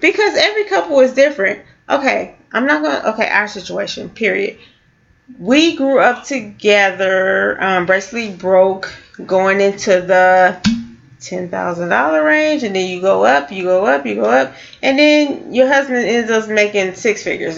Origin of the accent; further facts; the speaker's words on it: California, United States; now in St. Louis, United States; growing up in California